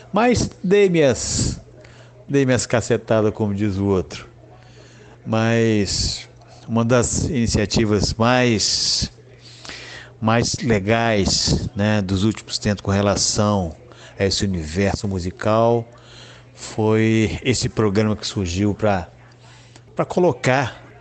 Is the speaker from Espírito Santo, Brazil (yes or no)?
yes; Vitória, Espírito Santo, Brazil; Eu tenho 64 anos e sou natural de Vitória, Espírito Santo, onde resido.